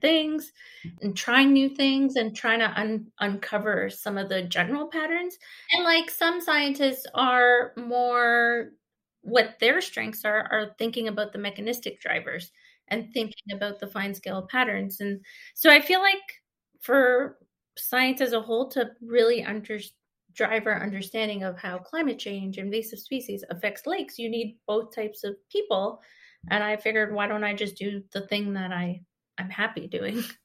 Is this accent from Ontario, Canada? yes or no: yes; Grand River, near Lake Erie, Ontario, Canada; I grew up, like, close to Lake Erie and in one of the tributaries, the Grand River. I grew up on the Grand River